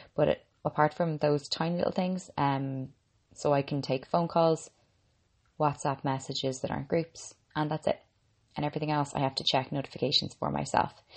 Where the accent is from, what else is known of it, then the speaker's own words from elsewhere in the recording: Ireland; I'm an Irish girl